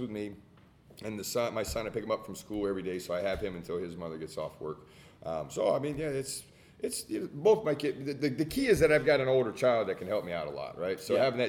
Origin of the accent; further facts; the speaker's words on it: New Orleans, Louisiana, United States; now in Houston, United States; I'm from New Orleans originally, right? So I know Cajun food